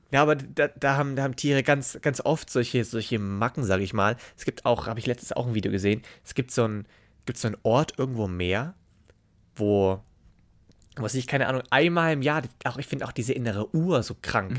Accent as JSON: {"language": "German", "town": "Memmingen", "region": "Bavaria", "country": "Germany", "said": "Bei uns in Memmingen"}